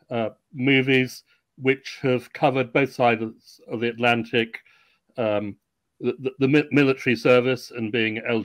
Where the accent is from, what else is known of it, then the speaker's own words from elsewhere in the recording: United Kingdom; I'm British, ex-Royal Navy, I have some American blood